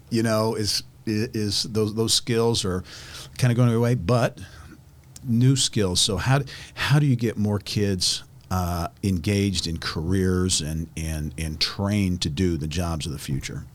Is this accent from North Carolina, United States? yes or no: no; Clinton, Indiana, United States; where I grew up in Clinton, Indiana